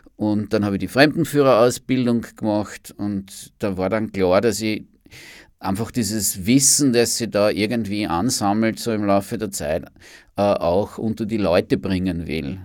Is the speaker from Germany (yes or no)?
no; Amstetten, Lower Austria, Austria; moved away as an adult; now in Vienna, Austria; ich bin zum Studieren nach Wien gekommen, Anfang der 1980er Jahre. Da kann man sich jetzt auch ungefähr ausrechnen, wie alt ich bin. Ja. Und äh, und äh, bin ursprünglich in Amstetten geboren